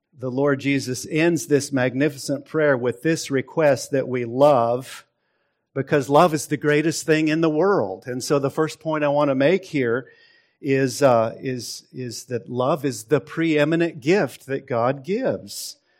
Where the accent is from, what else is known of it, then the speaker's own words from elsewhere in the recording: Seattle, Washington, United States; now in Texas, United States; I grew up in Seattle